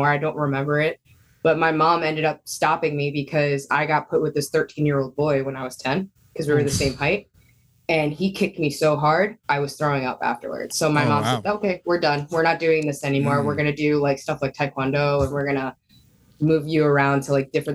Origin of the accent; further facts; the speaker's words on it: New York City, New York, United States; moved away as an adult; now in New Jersey, United States; I grew up downtown Manhattan